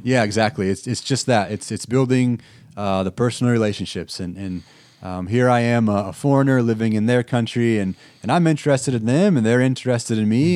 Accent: Erie, Illinois, United States; moved away as an adult; I grew up in Erie, Illinois, which is pretty close to Sterling here

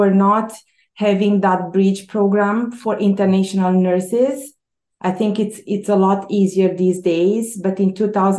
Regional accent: Romania; English is a second language; moved away as an adult; also born or lived in Quebec, Canada / Toronto, Canada; now in Canada; But I came from Romania. My husband and I, we immigrated in 2001. We came in Quebec, on the Quebec side. And so we were both professionals in Romania.

